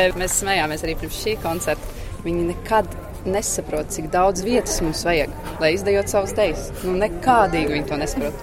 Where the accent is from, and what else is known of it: Latvia; now in Bergen, Norway